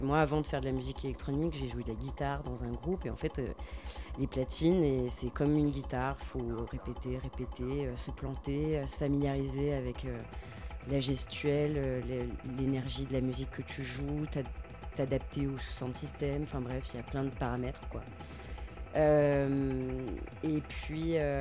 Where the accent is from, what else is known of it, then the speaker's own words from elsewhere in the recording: Lyon, Auvergne-Rhône-Alpes, France; je suis lyonnaise d'origine et je vis toujours à Lyon